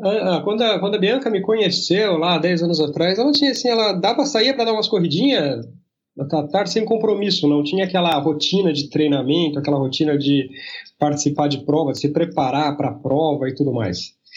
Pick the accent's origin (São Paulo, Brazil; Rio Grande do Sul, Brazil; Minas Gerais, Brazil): São Paulo, Brazil; moved away as an adult; now in Santa Catarina, Brazil; sou paulistano, né? Vivi a minha vida quase toda em São Paulo